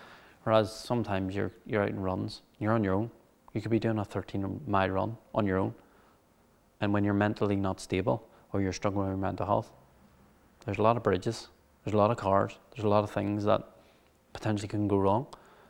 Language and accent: English; Cushendall, Northern Ireland, United Kingdom; For me, obviously, the first 4 or 5 years of my life, I was brought up in Cushendall.